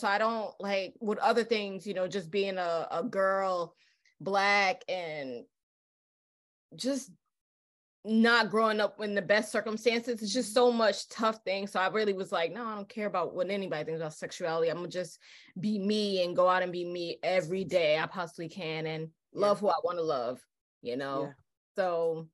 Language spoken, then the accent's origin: English; Paterson, New Jersey, United States; now in Philadelphia, United States; I'm from North Jersey, from Patterson, and I'm living here in Philly